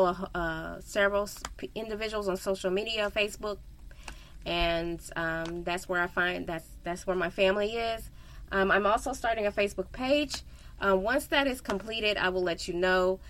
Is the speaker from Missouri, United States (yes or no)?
yes; Missouri, United States; I am from Missouri. I was born and raised